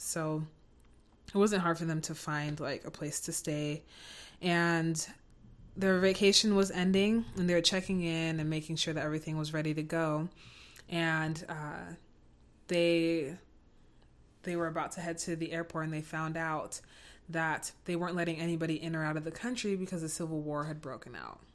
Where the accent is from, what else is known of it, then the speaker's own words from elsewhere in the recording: United States; I'm also American